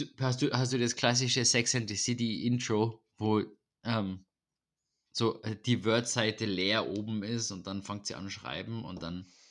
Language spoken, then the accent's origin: German; Vienna, Austria; bei uns in Wien.